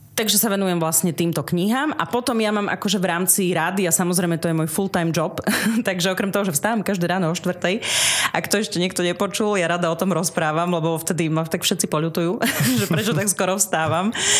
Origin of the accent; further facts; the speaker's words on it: Pichne, Prešov Region, Slovakia; ja pochádzam z rusínskej obce Pichne, to sú tie Pichne, je to okres Snina, asi 6 kilometrov od Sniny, východné Slovensko pri ukrajinských hraniciach